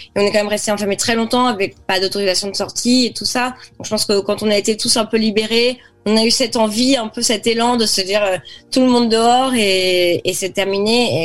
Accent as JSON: {"language": "French", "town": "Cannes", "region": "Provence-Alpes-Côte d'Azur", "country": "France", "tie": "born or raised there", "also_born_or_lived": "Saint-Tropez / Montpellier / Paris", "moved": "as an adult", "said": "j'ai grandi à Cannes"}